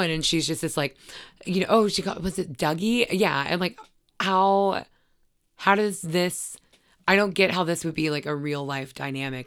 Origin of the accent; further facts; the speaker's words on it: Gainesville, Florida, United States; also born or lived in Brunswick, Georgia; I mostly grew up in, uh, Gainesville, Florida.